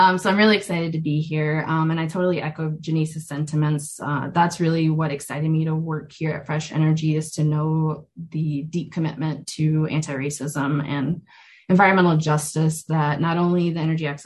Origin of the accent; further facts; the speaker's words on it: Minneapolis–Saint Paul, Minnesota, United States; I was born and raised in the Twin Cities